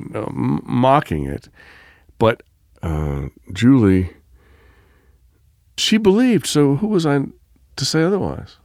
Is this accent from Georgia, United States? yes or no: no; Biloxi, Mississippi, United States; moved away; I spent my childhood growing up in my great-aunt's house in Biloxi